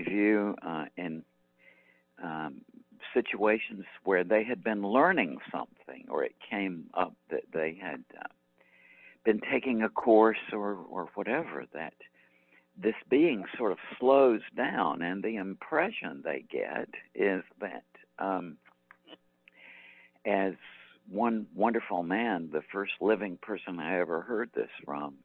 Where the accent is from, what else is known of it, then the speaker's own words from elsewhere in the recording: Macon, Georgia, United States; my hometown of Macon, Georgia